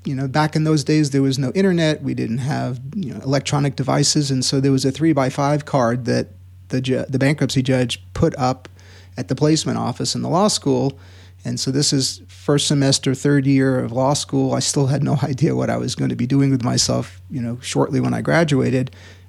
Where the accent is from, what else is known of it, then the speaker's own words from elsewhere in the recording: Queens, New York, United States; also born or lived in Long Island / New Haven, Connecticut; Born in Queens, and we lived in Queens and then Long Island, and then high school was in New Haven, Connecticut.